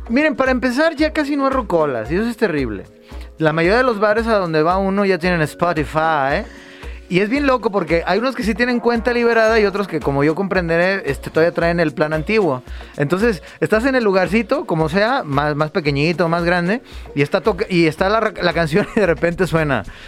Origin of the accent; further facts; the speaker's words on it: Mexico; nosotros como mexicanos